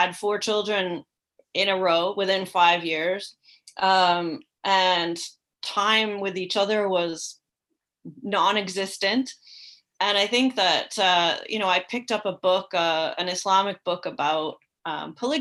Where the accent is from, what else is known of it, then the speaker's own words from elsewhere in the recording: Canada; moved away as an adult; also born or lived in Morocco; I was raised in Canada